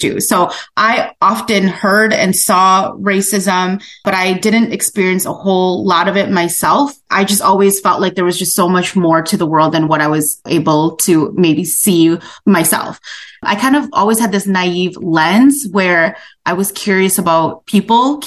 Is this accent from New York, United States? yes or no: no; Wausau, Wisconsin, United States; moved away as an adult; now in Eau Claire, United States; born in Wausau, Wisconsin